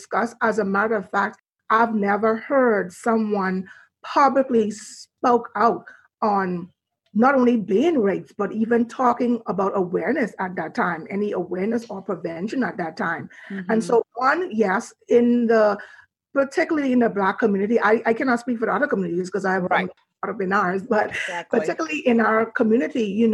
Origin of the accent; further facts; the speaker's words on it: Nassau, New Providence, Bahamas; I was born and raised in Nassau, Bahamas